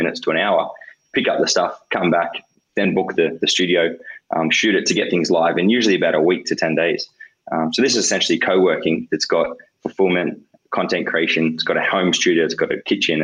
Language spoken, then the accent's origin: English; Yass, New South Wales, Australia; I grew up in Yass, small country town, kind of 4,000 people.